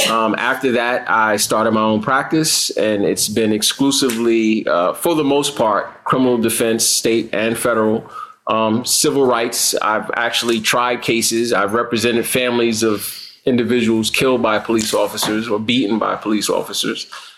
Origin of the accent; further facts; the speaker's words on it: New York City, New York, United States; I grew up in Brooklyn. I went to school in Brownsville, and most of my academic career as a kid was in Brownsville. Most of my academic career growing up was in Brownsville, Brooklyn.